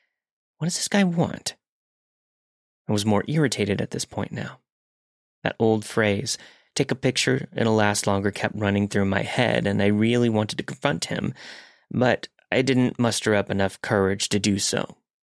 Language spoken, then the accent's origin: English; Virginia, United States; moved away as an adult; I felt like I was finally living the independent college girl life, states away from my hometown in Virginia.